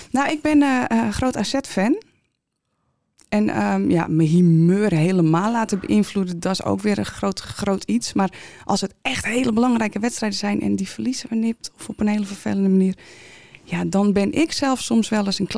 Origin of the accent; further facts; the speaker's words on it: Bergen, North Holland, Netherlands; Een echte Bergenees, ja. Geboren getogen. Eh, daar hoor je overigens helemaal niets van, heb ik me laten vertellen.